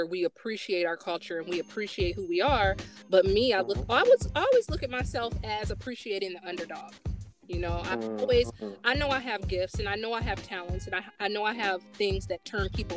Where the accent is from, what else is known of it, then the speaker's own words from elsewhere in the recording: United States; a young girl growing up in America who's brown skin, and the interactions that I had with my family